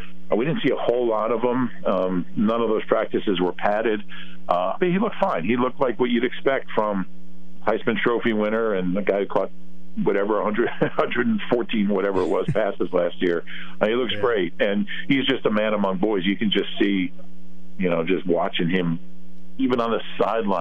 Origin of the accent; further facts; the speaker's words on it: Columbus, Ohio, United States; moved away; my dad used to teach at Ohio State, so I grew up in Columbus.